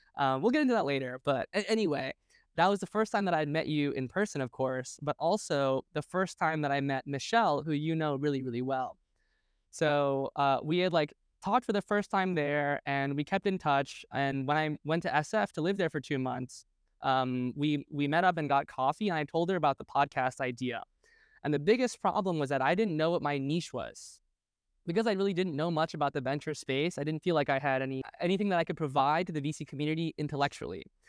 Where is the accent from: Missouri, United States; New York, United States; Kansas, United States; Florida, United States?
New York, United States; New York City; also born or lived in New Jersey; I spent, like, I, I, you know, ten, ten years in New York City, my parents moved out to Jersey, and I went to high school in Brooklyn